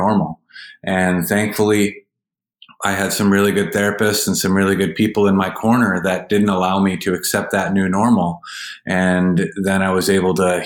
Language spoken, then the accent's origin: English; Manistee, Michigan, United States; now in Jacksonville, United States; I grew up in Northern Michigan, and I grew up in Manistee